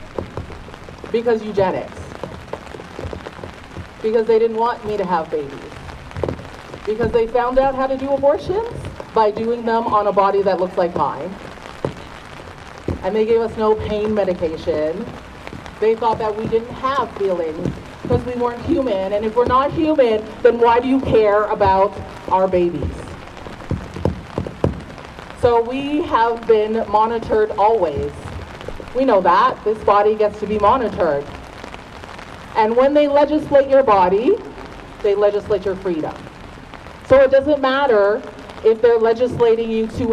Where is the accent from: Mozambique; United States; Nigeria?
Nigeria; I'm Nigerian